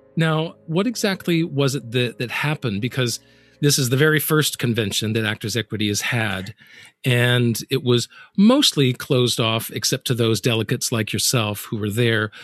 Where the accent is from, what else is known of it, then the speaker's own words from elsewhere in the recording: the South, United States; I'm from the South.